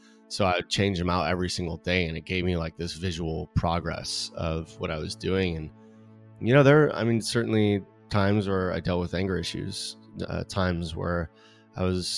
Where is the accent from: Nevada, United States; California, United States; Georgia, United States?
California, United States; I mean, I grew up in California, in Southern California, and I, you know, one of three kids, parents who fortunately they're still married, which is great.